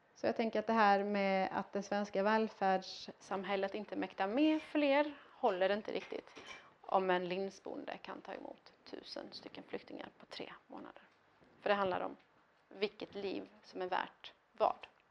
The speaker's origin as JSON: {"language": "Swedish", "country": "Iran", "tie": "born or raised there", "moved": "yes", "lives_now": "Sweden", "said": "jag inte var man född i Iran utan jag var kvinna född i Iran"}